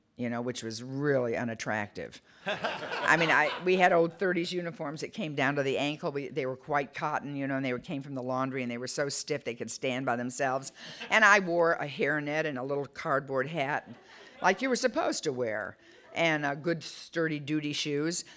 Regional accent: Detroit, Michigan, United States; I was a blue collar kid. I'm from Detroit

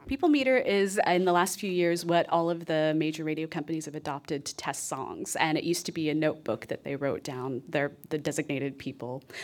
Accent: Texas, United States; I grew up in Texas

